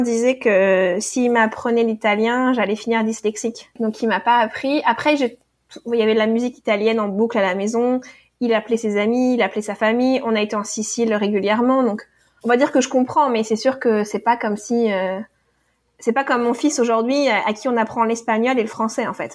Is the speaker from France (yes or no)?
yes; Normandy, France; now in United States; j'ai grandi en Normandie.